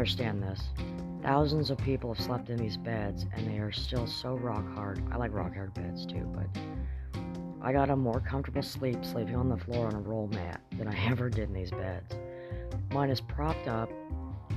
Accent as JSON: {"language": "English", "town": "Kamloops", "region": "British Columbia", "country": "Canada", "said": "I'm from Kamloops"}